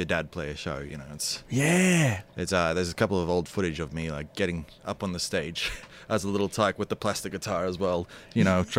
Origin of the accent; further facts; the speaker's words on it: Melbourne, Victoria, Australia; So in Ringwood, out east.